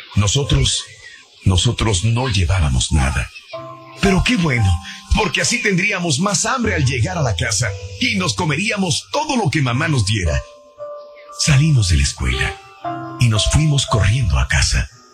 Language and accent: Spanish; Mexico; now in United States; yo en mi pueblo, yo no conocía en México los burritos. No, tampoco. Cuando vengo a Estados Unidos es cuando conozco los burritos